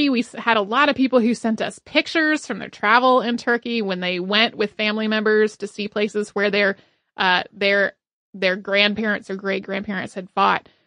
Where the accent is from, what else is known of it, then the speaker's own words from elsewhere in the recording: Australia; Growing up in Australia in the 90s, when we learned about World War